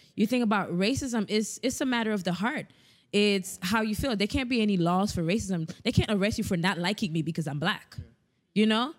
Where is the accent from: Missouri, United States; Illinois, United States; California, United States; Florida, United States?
Florida, United States; South; we're from South Florida